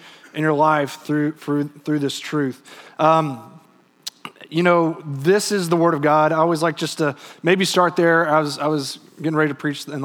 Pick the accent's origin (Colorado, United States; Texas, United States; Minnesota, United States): Texas, United States; also born or lived in England; I was from Texas